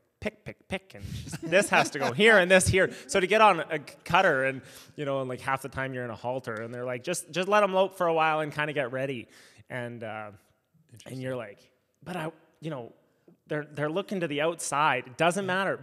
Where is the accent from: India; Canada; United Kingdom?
Canada; Saskatchewan; also born or lived in Horsefly, British Columbia / Kamloops, British Columbia / Tulsa, Oklahoma; now in Cochrane, Canada; we're both from Saskatchewan